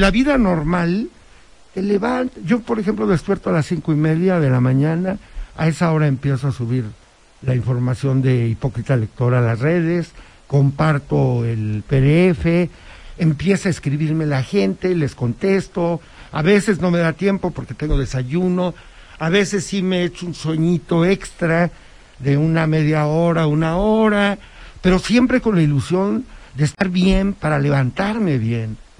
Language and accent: Spanish; Huauchinango, Puebla, Mexico; now in Puebla, Mexico; allá en Huachinango, de donde soy originario